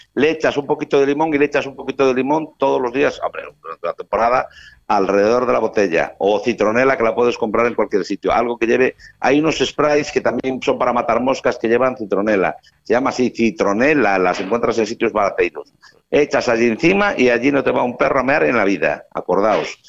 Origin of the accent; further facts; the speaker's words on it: Galicia, Spain; soy gallego